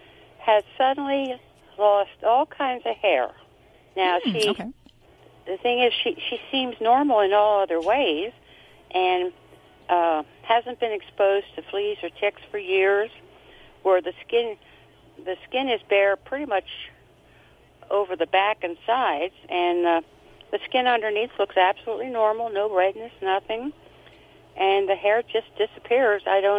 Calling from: Lancaster County, Pennsylvania, United States; I am calling from Lancaster County in Pennsylvania.

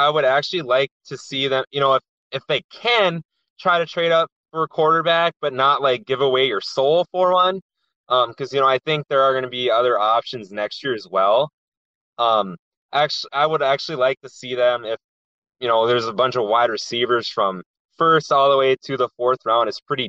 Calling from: Minnesota, United States; I'm calling from Renshaw, Minnesota. I actually work in Cloquet, Minnesota, but so I'm probably about 2.5 hours from the cities north.

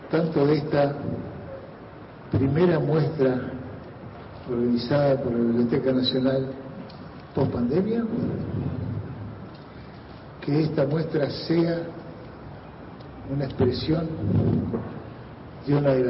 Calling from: Loma del Mirador, Buenos Aires Province, Argentina; Hola, muy buenas noches. … soy de Loma de Mirador.

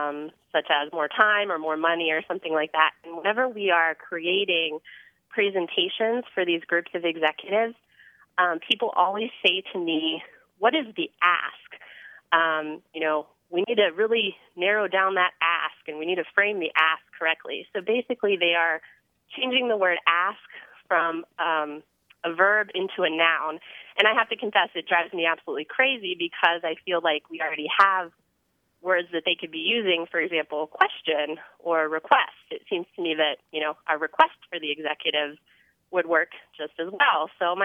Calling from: Indianapolis, Indiana, United States; Hi, this is …. I'm calling from Indianapolis, Indiana.

